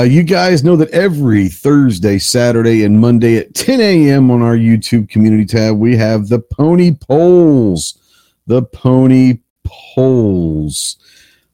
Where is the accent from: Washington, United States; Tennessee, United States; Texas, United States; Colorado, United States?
Texas, United States; growing up in Texas